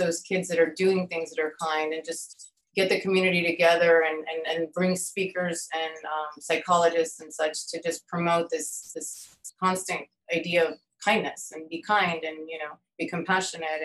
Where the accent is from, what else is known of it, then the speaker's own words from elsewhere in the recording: Miami, Florida, United States; also born or lived in Virginia / Chile / Geneva; I was born in Virginia, and I've lived in Miami, I would say, 90% of my life